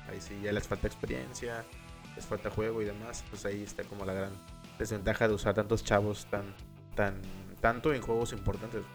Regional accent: Mexico; soy mexicano

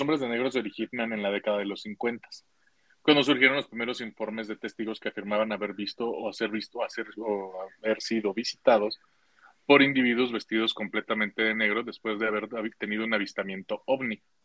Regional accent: Mexico

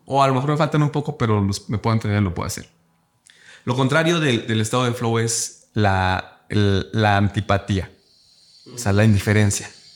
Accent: Cuernavaca, Morelos, Mexico; yo soy de Cuernavaca

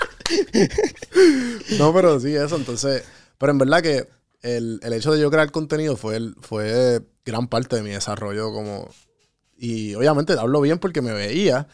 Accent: Puerto Rico; moved away

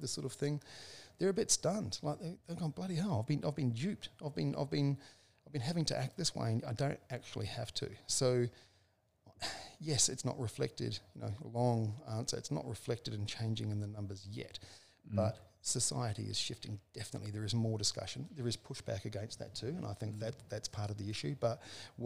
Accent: New Zealand; I was born in 1965 in New Zealand on a farm

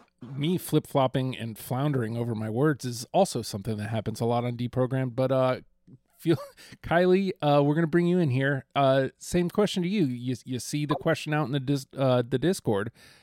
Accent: Virginia, United States; I'm from Virginia

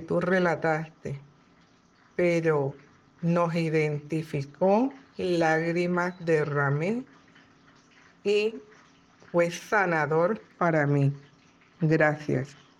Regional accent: Dominican Republic; now in New York, United States; soy una dominicana viviendo en New York

